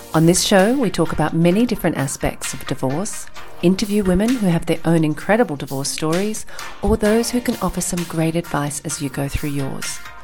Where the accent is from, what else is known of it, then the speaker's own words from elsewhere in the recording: Australia; moved away; also born or lived in Europe / Asia; I'm from Australia and I'm based here now. But I've lived in Europe, I've lived in Asia